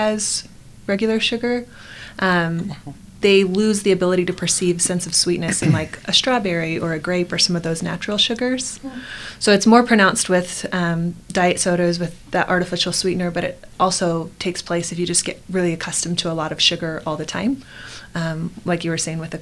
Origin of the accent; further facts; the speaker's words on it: Arizona, United States; now in Utah, United States; I grew up in Arizona where the water is disgusting